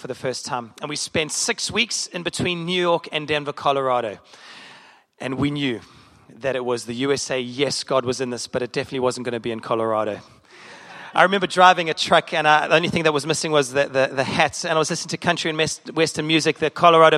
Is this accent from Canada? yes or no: no; South Africa; moved away as an adult; now in Chicago, United States; As a South African